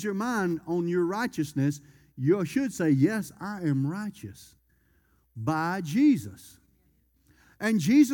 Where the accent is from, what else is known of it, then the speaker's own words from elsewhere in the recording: Louisiana, United States; I'm from Louisiana